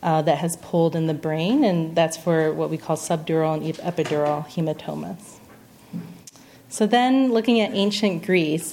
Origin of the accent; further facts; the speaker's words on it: Singapore; moved away; also born or lived in Pennsylvania / Arizona; I was born in Pennsylvania, but I grew up in Singapore